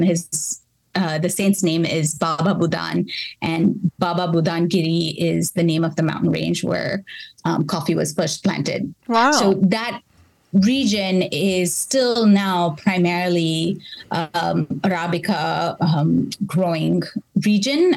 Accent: Bangalore, Karnataka, India; moved away as an adult; now in Berkeley, United States; I grew up in Bangalore, which is the coffee capital uh, of India. And my home state, Karnataka

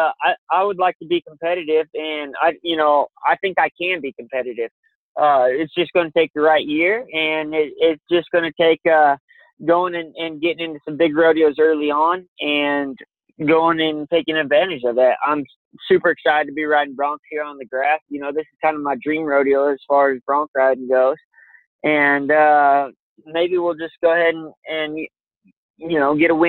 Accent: Colville Reservation, Washington, United States; the reservation I grew up on the Colville Reservation

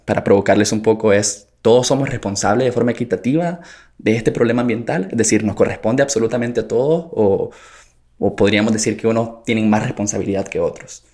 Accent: Nicaragua; sociólogo nicaragüense

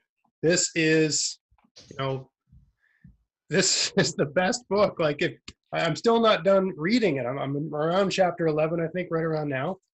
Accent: Nova Scotia, Canada; accent: Nova Scotia; also born or lived in Ontario; I'm from Eastern Canada, but I, I, lived in Ontario for six years, which sort of smoothed out my, you know, uh, rough uh, Nova Scotia accent.

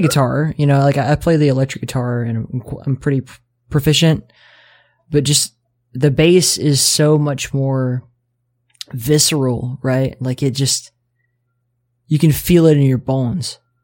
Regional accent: Mobile, Alabama, United States; accent: southern; moved away; I'm from Mobile, Alabama.

